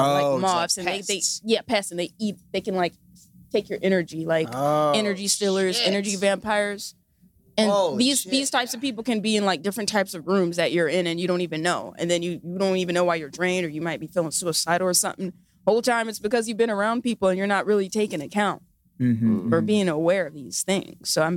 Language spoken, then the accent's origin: English; Pasadena, California, United States; Yes. Nice. Yeah, from Pasadena.